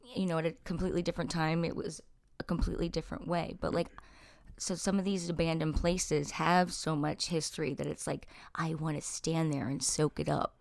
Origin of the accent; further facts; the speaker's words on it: New Jersey, United States; now in Elkins Park, United States; I grew up in South Jersey. I live in Elkins Park